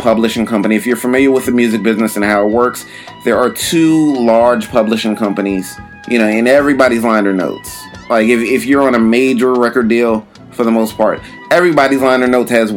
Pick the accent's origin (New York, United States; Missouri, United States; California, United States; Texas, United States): New York, United States; New York City; moved away as an adult; also born or lived in Florida / Philadelphia; now in Los Angeles, United States; I was born in New York, lived in New York until age 18